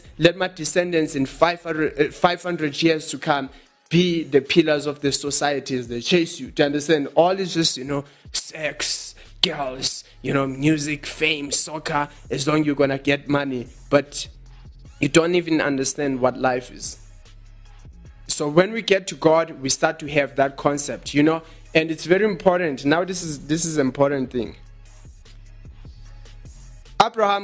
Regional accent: Eastern Cape, South Africa; now in Johannesburg, South Africa; I grew up in Eastern Cape, in rural areas.

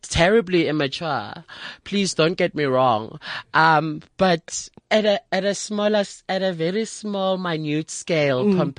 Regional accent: Soweto, Gauteng, South Africa; I'm a Sowetan.

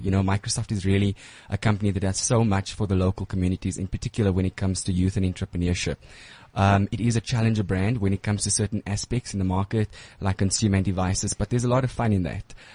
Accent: Johannesburg, Gauteng, South Africa; I'm a Joburg boy

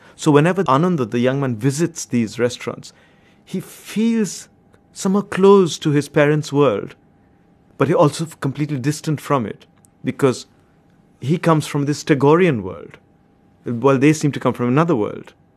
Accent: India; I grew up in India at a certain point of time

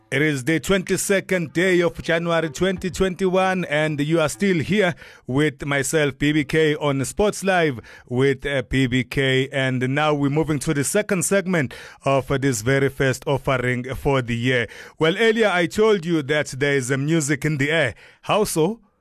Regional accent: Durban, KwaZulu-Natal, South Africa; now in Gauteng, South Africa; I'm a boy from Chesterville, from Durban, from KwaZulu Natal

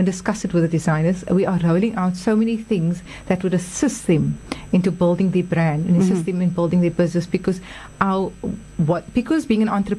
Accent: South Africa; So we're South African

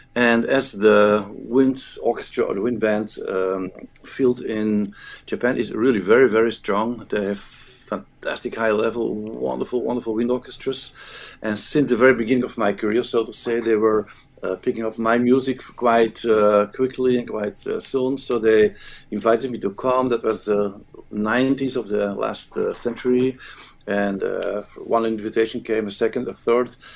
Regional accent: Flanders, Belgium; first language Dutch (Flemish); English is a second language; But I'm from Flanders, so my language, my native, native tongue is Flemish as we call it, which is Dutch.

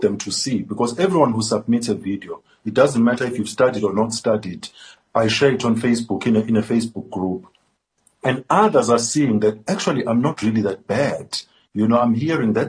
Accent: South Africa

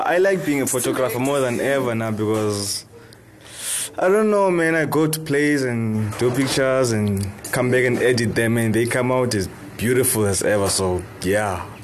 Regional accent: King William's Town, Eastern Cape, South Africa; also born or lived in Grahamstown; now in Makhanda, South Africa; I was born in King Williamstown. I moved here in Grahamstown in 2017.

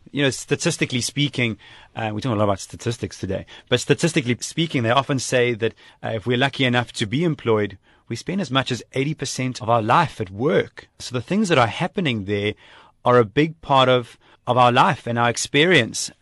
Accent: South Africa; moved away as an adult; also born or lived in Japan; I came from South Africa, where we know multiculturalism

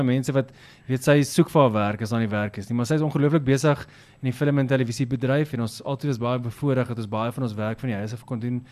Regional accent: Richards Bay, KwaZulu-Natal, South Africa; also born or lived in Newcastle, KwaZulu-Natal; ek is oorspronklik 'n uh, volbloed Nataller, ek is gebore daar in Noord-Natal, uh, Newcastle en ek het skool klaar gemaak in 'n klein dorpie met naam Richards Bay

